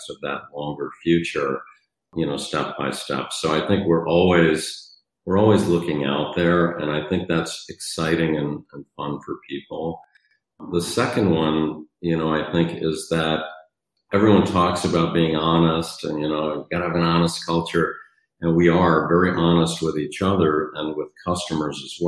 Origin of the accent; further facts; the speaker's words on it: New York City, New York, United States; moved away as an adult; also born or lived in Michigan; So I grew up in New York City